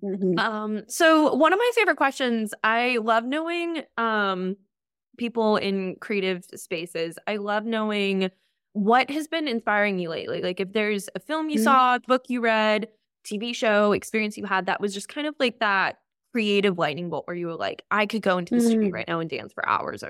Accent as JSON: {"language": "English", "country": "United States", "tie": "born or raised there", "said": "Like I grew up right outside New York City."}